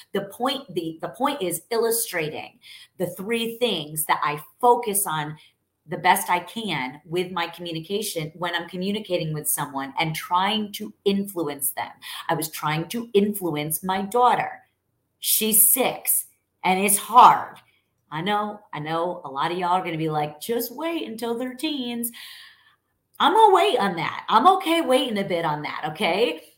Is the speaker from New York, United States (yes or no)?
yes; New York, United States; now in Texas, United States; I'm Italian. I'm from born and raised in New York. I'm now a Texan